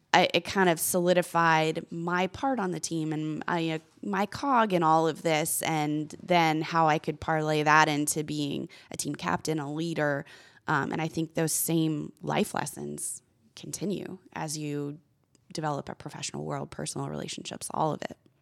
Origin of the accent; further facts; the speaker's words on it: Corpus Christi, Texas, United States; moved away as an adult; also born or lived in Arkansas / Memphis; my hometown, Corpus Christi